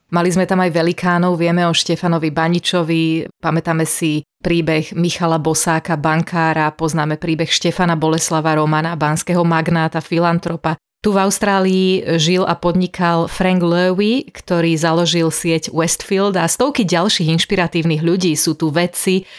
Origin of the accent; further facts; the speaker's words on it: Slovakia; moved away; My dve sme sa narodili na Slovensku